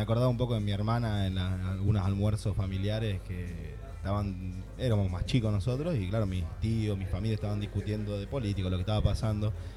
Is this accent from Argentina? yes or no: yes; Argentina; now in Barcelona, Spain; los argentinos acá en Barcelona somos muchos también